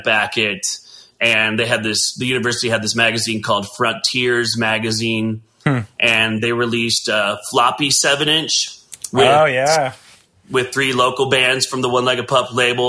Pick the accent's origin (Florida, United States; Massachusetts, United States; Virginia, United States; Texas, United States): Texas, United States; Katy; moved away; also born or lived in Wyoming; I was born in Katy, Texas